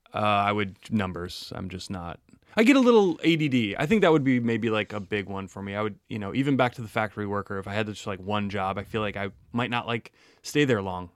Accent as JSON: {"language": "English", "region": "Wisconsin", "country": "United States", "said": "I'm from Wisconsin and we like dairy there"}